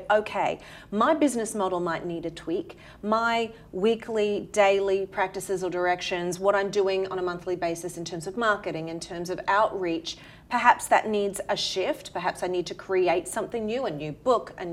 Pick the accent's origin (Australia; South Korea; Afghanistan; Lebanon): Australia; accent: Australian; moved away as an adult; now in New York City, United States; originally, as you can tell from my accent, from Australia